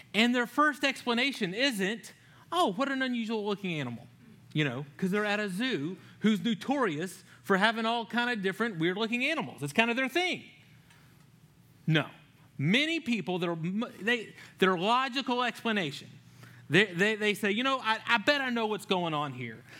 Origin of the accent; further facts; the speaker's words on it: Louisiana, United States; moved away; growing up in Louisiana